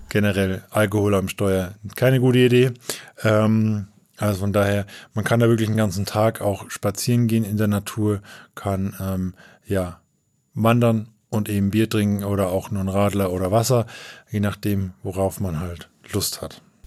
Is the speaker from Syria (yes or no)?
no; Coburg, Bavaria, Germany; Ich komme eher aus, äh, aus Coburg, aus dem nördlichen Oberfranken